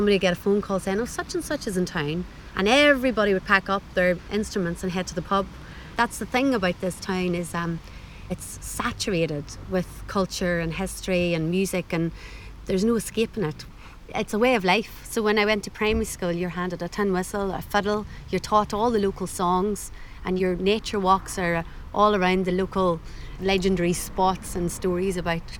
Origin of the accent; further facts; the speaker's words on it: Dungiven, Northern Ireland, United Kingdom; now in Somerset, United Kingdom; This is my hometown, yes.